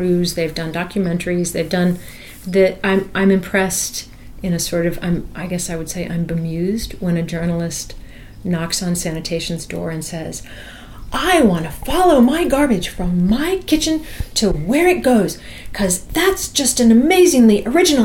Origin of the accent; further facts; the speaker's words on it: New York City, New York, United States; born or raised there